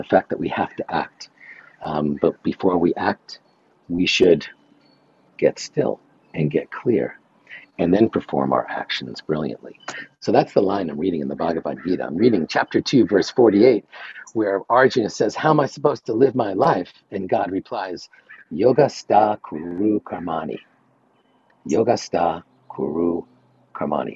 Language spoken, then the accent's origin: English; New York, United States; I'm from New York.